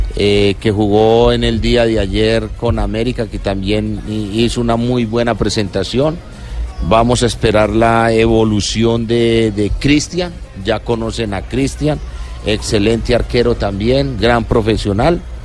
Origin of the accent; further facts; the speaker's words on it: Colombia; como colombiano